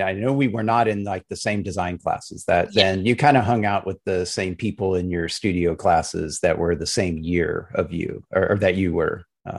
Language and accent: English; California, United States; moved away as an adult; also born or lived in St. Louis, Missouri; Everyone figured since I was from California